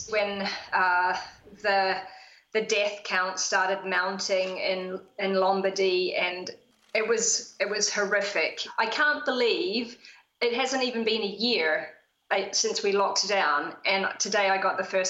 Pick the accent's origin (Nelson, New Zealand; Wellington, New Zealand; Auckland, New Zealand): Nelson, New Zealand; moved away; I'm originally from Nelson in New Zealand, but I've been living in a small village in Italy about an hour north of Rome for the last 20 years.